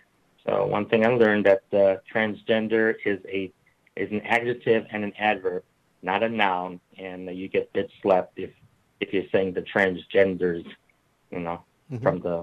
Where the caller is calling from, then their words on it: California, United States; And actually, I'm calling from the Bay Area of California, home of the Compton's Cafeteria Riot of 1967.